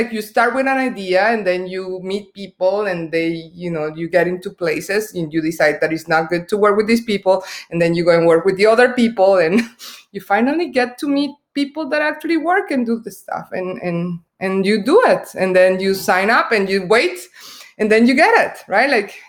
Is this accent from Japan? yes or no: no; Colombia; English is a second language; Me, I'm originally from Colombia, so we do care about beauty a lot